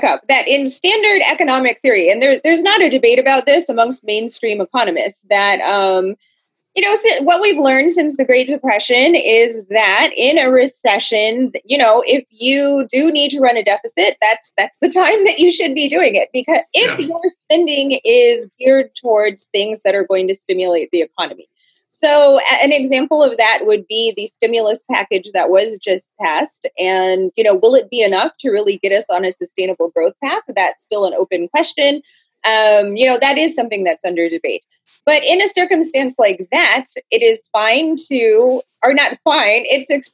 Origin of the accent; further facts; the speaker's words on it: Texas, United States; I'm from Texas.